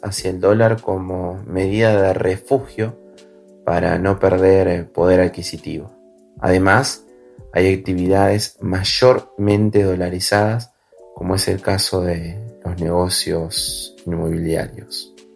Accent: Argentina

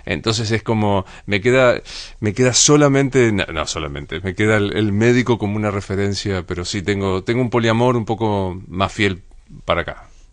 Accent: Rosario, Santa Fe, Argentina; moved away; yo soy un gringo laburante que viene de la ciudad de Rosario

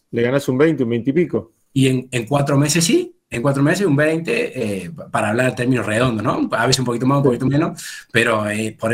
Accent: Córdoba, Argentina; estamos en Córdoba, de, donde somos oriundos

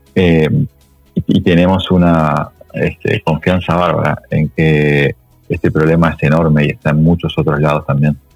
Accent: Uruguay; moved away as an adult; also born or lived in United States; now in Argentina; yo soy uruguayo, llegué a Argentina después de 10 este, eh, años en Estados Unidos

